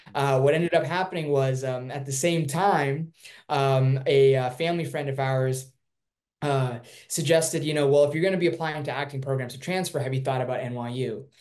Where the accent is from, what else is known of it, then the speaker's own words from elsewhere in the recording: Irvine, California, United States; also born or lived in Durban, South Africa; I was born there and I moved to um, Irvine, California when I was four. And uh, my dad got a job opportunity